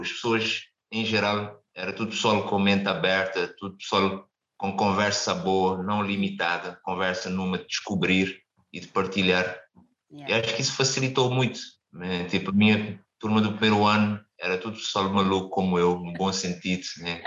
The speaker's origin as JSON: {"language": "Portuguese", "country": "Cape Verde", "tie": "born or raised there", "also_born_or_lived": "Caldas da Rainha, Portugal", "moved": "as an adult", "lives_now": "Portugal", "said": "apesar de vir de um país mais pequeno"}